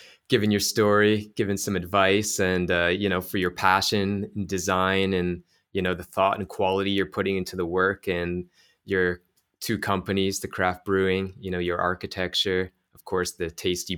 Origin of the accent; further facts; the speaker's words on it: Toronto, Ontario, Canada; I'm from Toronto